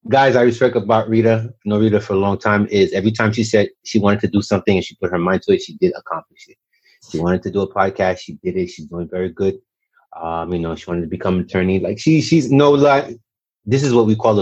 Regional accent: Montreal, Quebec, Canada; moved away; young Haitian American. I grew up in Montreal, Canada

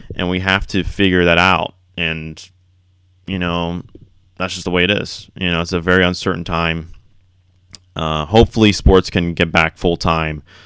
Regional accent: Florida, United States; growing up in Florida

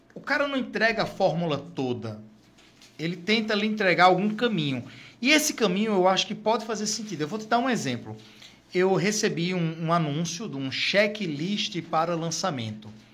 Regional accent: Natal, Rio Grande do Norte, Brazil; also born or lived in Fortaleza / Brasília; sou do Rio Grande, do Norte, Natal.

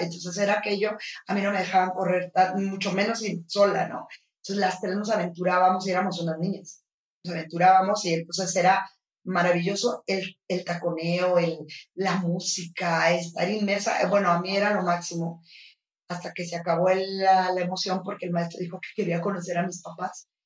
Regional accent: Los Mochis, Sinaloa, Mexico; now in Guadalajara, Mexico; yo vivía en, Ciudad, de Los Mochis, en Sinaloa

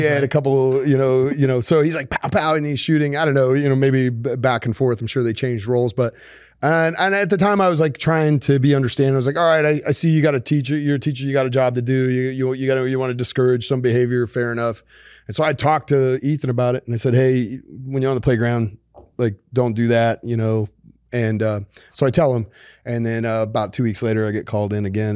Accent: Colorado, United States; I grew up in Colorado.

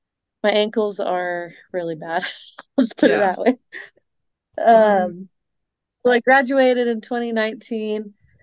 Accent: Colorado, United States; also born or lived in Wyoming; Obviously, I grew up in Colorado for the most part.

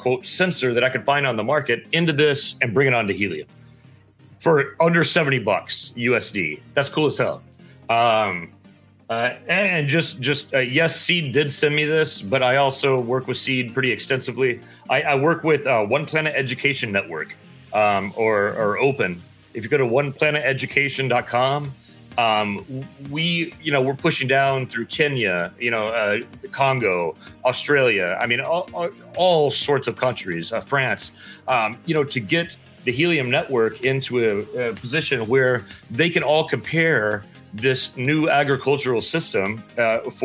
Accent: Texas panhandle, United States; I grew up in Texas, up in the panhandle, and I grew up like painting fences, stringing barbed wire, working longhorns

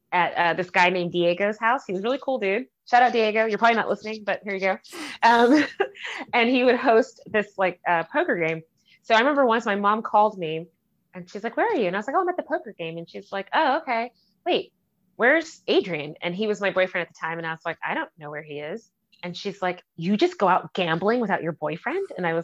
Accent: Hammersmith, London, United Kingdom; now in United States; I was like, oh yeah, I grew up in Hammersmith.

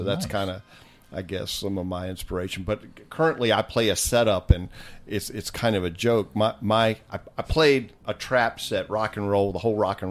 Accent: Virginia Beach, Virginia, United States; But growing up in Virginia Beach

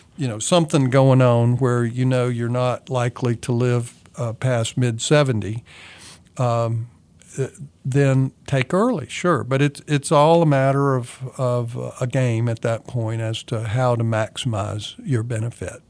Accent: Kannapolis, North Carolina, United States; moved away; I'm originally from Kannapolis, North Carolina, which is an old mill town

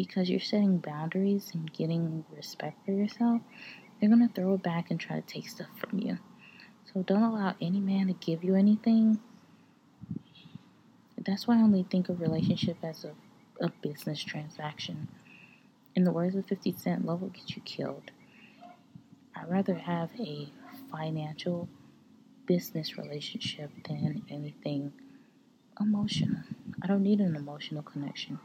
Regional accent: United States; I was born in America

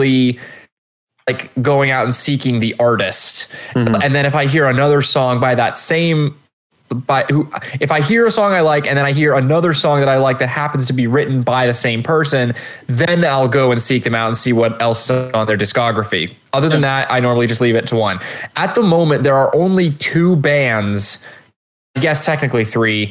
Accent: United States; Not only am I American, I'm a homeschooled American.

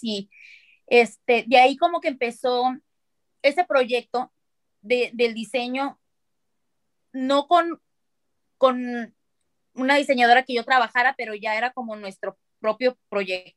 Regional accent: Mexicali, Baja California, Mexico; now in Phoenix, United States; yo soy de Mexicali, vivo ahora en Phoenix, en los Estados Unidos

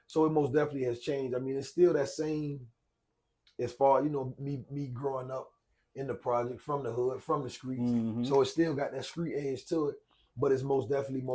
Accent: Savannah, Georgia, United States; I grew up in Hitch Village

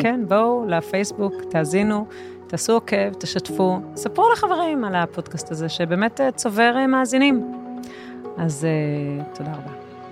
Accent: Jerusalem, Jerusalem District, Israel; אני ירושלמית

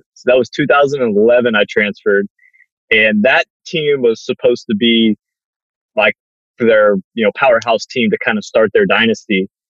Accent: Cypress, Texas, United States; also born or lived in Jersey Village, Texas; So I went to Cy Ranch the very first year it opened. And I was there until my junior year. And then my dad had gotten a new job. And so we moved further inbound.

